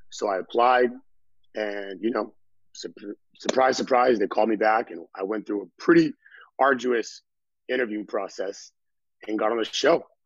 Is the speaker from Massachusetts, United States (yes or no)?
yes; Boston, Massachusetts, United States; now in Los Angeles, United States; Right now, I am in LA. I'm from Boston. I've been here about two and a half years, going on three years